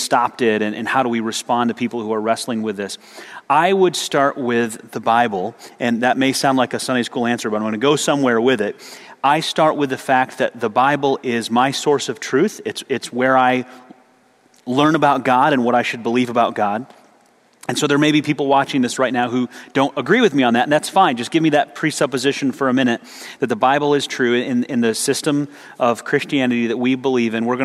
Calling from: Pakistan; I'm speaking from Pakistan.

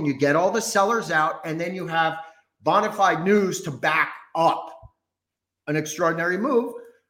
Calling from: New Braunfels, Texas, United States; Right now, Texas, New Braunfels, Texas.

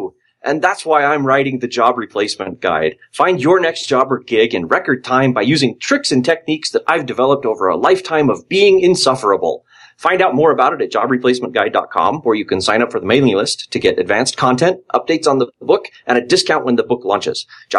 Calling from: Austin, Texas, United States; Howdy from Austin, Texas.

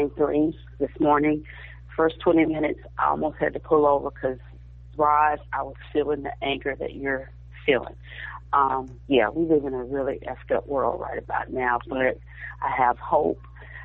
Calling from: Texas, United States; I'm calling from Texas.

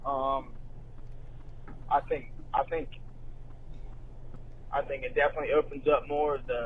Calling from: Atlanta, Georgia, United States; I'm calling from Atlanta, Georgia.

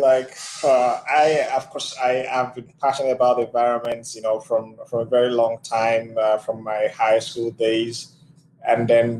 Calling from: Abuja, Federal Capital Territory, Nigeria; I am joining from Abuja, Nigeria

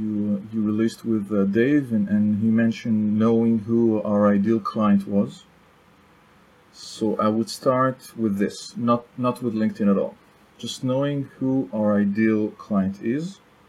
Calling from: Tel Aviv District, Israel; English is a second language; also born or lived in France; South of Tel Aviv, Israel. Sunny.

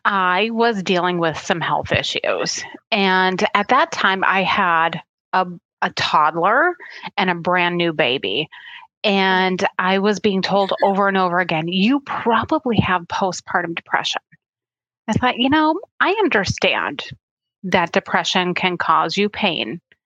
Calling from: Minnesota, United States; I'm drinking some nettle leaf today, and I am from Minnesota. I'm signing in from Minnesota, and we actually just had all of our snow melt, so we're feeling the spring.

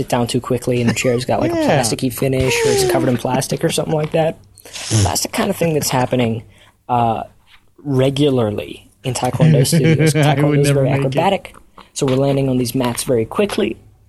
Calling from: Washington, District of Columbia, United States; Hey, Cast That Story Show. … from Washington, D.C., and I have a story for you guys.

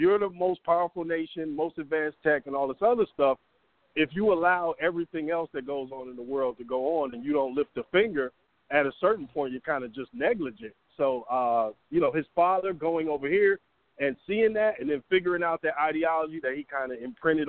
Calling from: Atlanta, Georgia, United States; This is …. I'm in Atlanta.

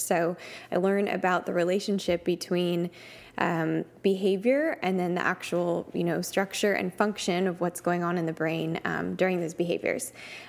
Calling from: Dallas, Texas, United States; So I'm tuning in from Dallas, Texas today.

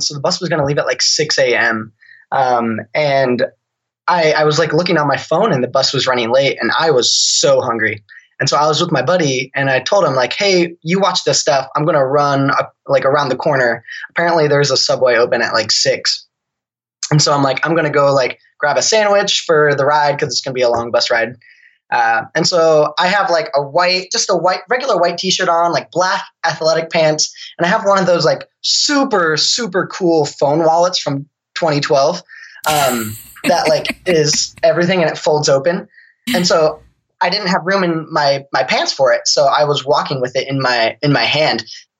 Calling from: Spokane, Washington, United States; So I'm in Washington State in Spokane, Washington.

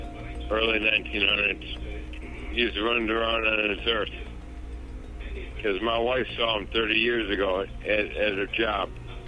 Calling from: Everett, Washington, United States; Just north of Seattle, Everett.

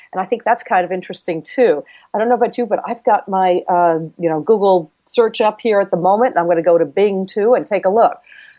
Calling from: San Diego, California, United States; I'm calling you from San Diego, and Nina's with me from Palo Alto.

